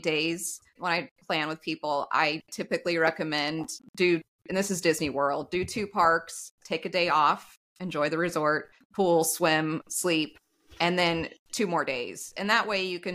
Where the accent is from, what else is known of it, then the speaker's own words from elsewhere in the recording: Texas, United States; I'm from Texas